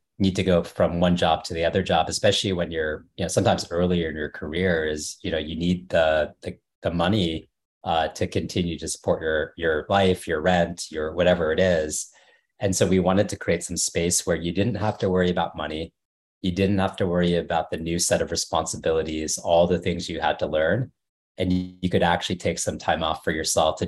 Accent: Dallas, Texas, United States; moved away as an adult; also born or lived in Washington, District of Columbia, United States / New York; I grew up in Dallas and a suburb north of Dallas

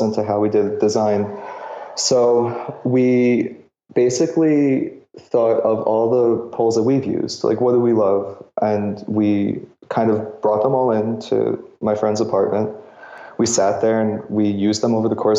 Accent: New York City, New York, United States; I grew up in New York, so really not many options to get outdoors

